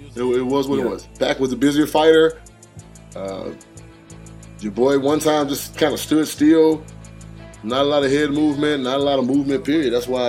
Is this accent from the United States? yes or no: no; Philippines; like I'm Filipino.